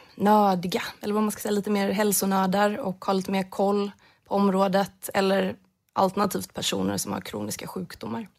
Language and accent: Swedish; Jönköping County, Sweden; Där jag kommer ifrån